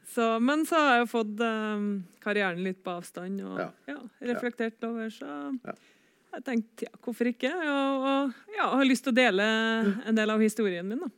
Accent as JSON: {"language": "Norwegian", "region": "Trøndelag", "country": "Norway", "tie": "born or raised there", "said": "var trener for ei gruppe hjemme på Rognes"}